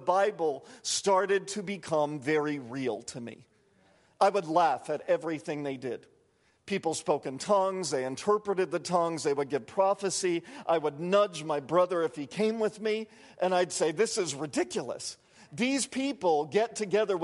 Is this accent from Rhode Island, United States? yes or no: yes; Providence, Rhode Island, United States; growing up in Providence, Rhode Island